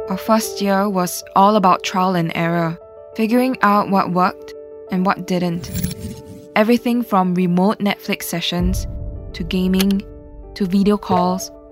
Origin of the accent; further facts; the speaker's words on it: Santa Rosa, Laguna, Philippines; You see, I come from Santa Rosa, Philippines, while my partner V hails from Sarpsborg, Norway.